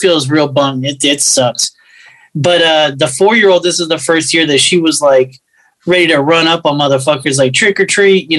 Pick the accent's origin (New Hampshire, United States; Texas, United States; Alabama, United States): Texas, United States; Houston; also born or lived in Fort Lauderdale, Florida; I grew up in the part of Houston that is 99.9% Hispanic